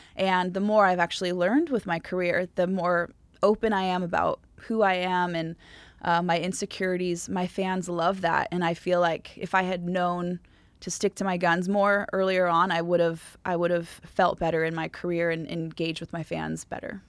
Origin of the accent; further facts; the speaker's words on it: Southern California, United States; I was from Ca, Southern California